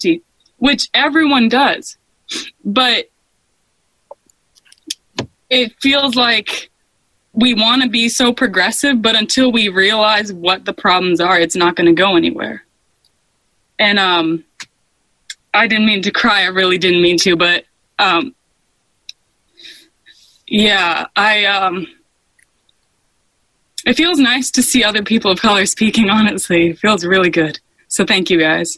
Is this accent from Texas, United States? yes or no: no; Maine, United States; also born or lived in New Mexico / Washington, D.C.; I was born in New Mexico, so Hispanic and white, and then I moved to Maine